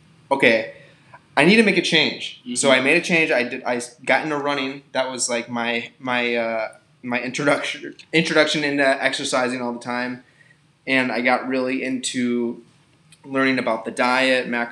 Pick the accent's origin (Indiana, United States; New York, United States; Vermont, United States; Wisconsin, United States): Wisconsin, United States; Milwaukee; now in Minnesota, United States; I'm from Milwaukee, Wisconsin. I grew up in a suburb outside of that area